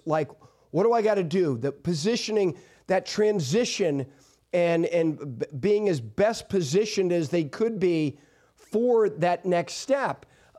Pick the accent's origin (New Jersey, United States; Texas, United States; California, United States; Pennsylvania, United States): New Jersey, United States; my home state of New Jersey?